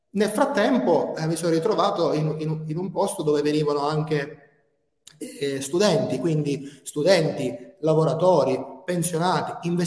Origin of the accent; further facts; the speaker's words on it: Albania; io ci sono cresciuto in Albania, quindi io, io sono venuto un bambino e, e sto facendo il, il, il, passaggio per diventare un uomo.